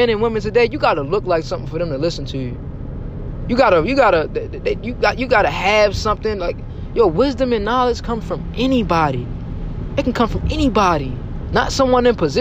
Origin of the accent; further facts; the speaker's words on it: Baltimore, Maryland, United States; I'm from Baltimore, Maryland. The heart of the city, the tough grit city. I've seen a lot growing up.